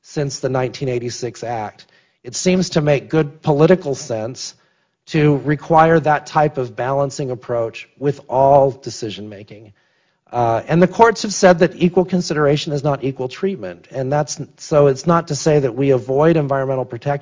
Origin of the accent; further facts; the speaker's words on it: the West, United States; I'm from the West, irrigation canals in the West